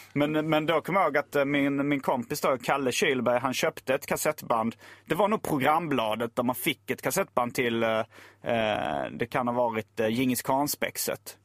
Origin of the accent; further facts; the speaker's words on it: Lund, Skåne, Sweden; also born or lived in Hjärup; jag är uppvuxen i Lund, eller jag bodde där när högstadiet, gymnasiet